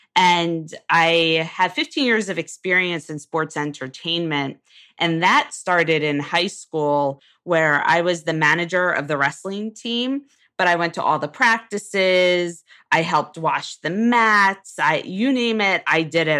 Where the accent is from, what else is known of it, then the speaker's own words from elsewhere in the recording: Jersey Shore, New Jersey, United States; I actually grew up in a small Jersey Shore town